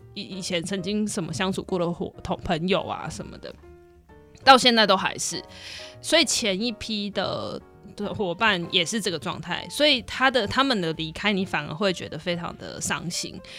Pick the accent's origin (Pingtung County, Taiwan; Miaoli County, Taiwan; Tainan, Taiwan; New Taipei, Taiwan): New Taipei, Taiwan; Wugu; 我就是一个新北市的比较乡下的地方